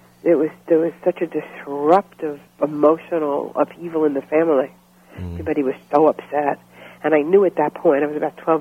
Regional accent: New York City, New York, United States; also born or lived in Florida; I grew up in Brooklyn, New York.

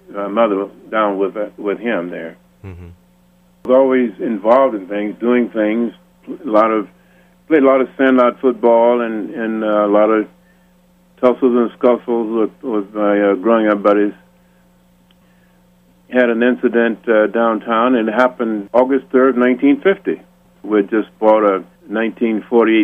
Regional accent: Marshall, Texas, United States; moved away as an adult; also born or lived in Richmond, Virginia / Pittsburgh, Pennsylvania / Austin, Texas; from 3 years on, my growing up years were in Marshall, Texas

